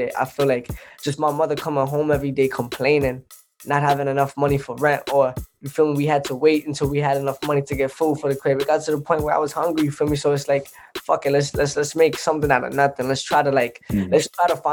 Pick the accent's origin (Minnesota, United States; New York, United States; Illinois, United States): New York, United States; New York City; I grew up in Brooklyn, New York, Crown Heights to be specific